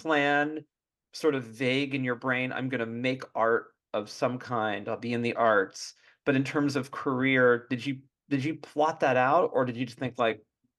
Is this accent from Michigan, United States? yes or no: no; Bay Area, California, United States; growing up in the Bay Area